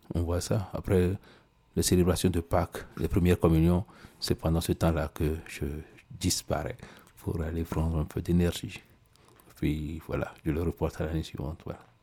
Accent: Togo; pendant tout le mois de Droser chez nous au Togo

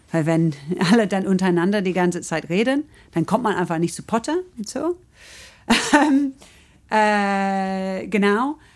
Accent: England, United Kingdom; German is a second language; also ich komme aus England und sehe es irgendwie so extremer

